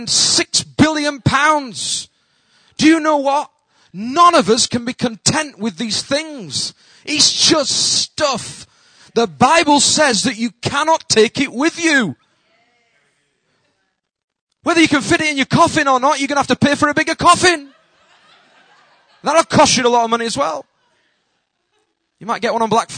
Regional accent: United Kingdom; accent: Northern; my accent, they just think, Northerner

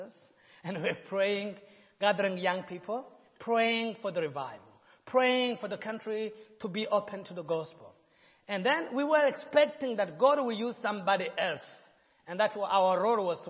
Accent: Burundi; In Burundi, it's a country where we have 3 tribes, Hutu, Tutsi, and Twa, pygmies

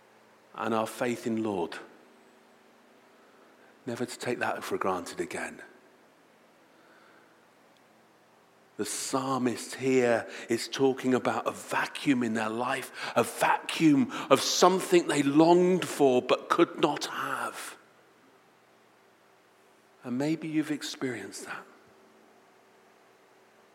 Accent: United Kingdom; we are British

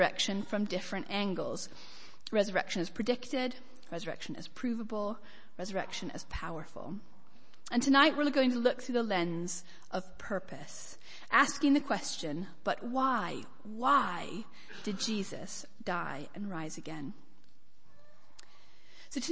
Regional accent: United States; From my accent, I grew up in America, although I do get a surprising number of punts for Scottish, Irish, and even West Country

